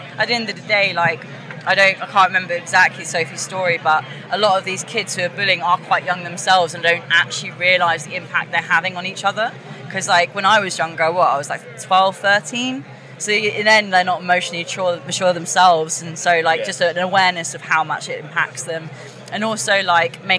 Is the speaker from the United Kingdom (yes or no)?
yes; Woking, South East England, United Kingdom; Getting out of Woking, my hometown